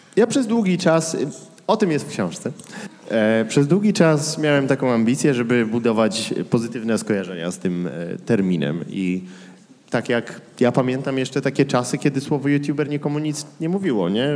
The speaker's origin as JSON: {"language": "Polish", "town": "Kraków", "region": "Lesser Poland", "country": "Poland", "tie": "born or raised there", "moved": "yes", "said": "wychowałem się w sumie w Śródmieściu"}